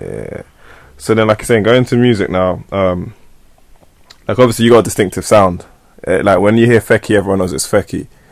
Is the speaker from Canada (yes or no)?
no; Nigeria; so I'm Nigerian as well.